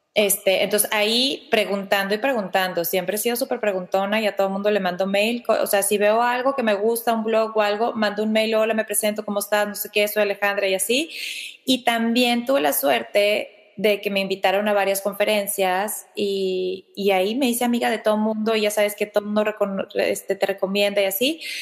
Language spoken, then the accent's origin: Spanish; Mexico; yo no soy la típica mexicana, físicamente